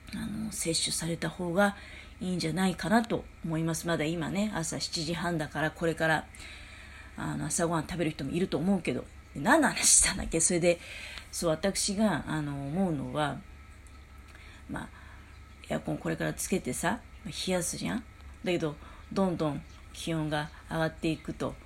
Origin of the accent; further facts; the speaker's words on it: Tokamachi, Niigata, Japan; うちの実家もそうなんだけどね、十日町っていうとこも